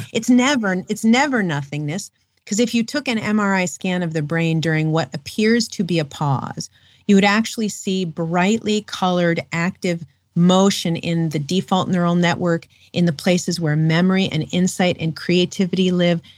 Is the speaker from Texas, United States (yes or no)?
no; New York City, New York, United States; I'm a city girl. I grew up in Manhattan